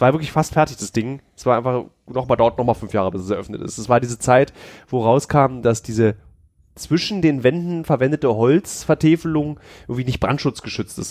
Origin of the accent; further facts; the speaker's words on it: Berlin, Germany; bin aber gebürtiger Berliner